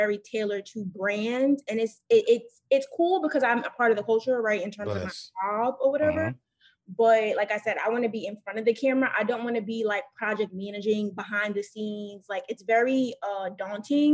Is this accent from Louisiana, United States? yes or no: no; New York, United States; moved away; I'm from New York, but I'm also, like, I don't want to go back to New York right now because I do like being away from New York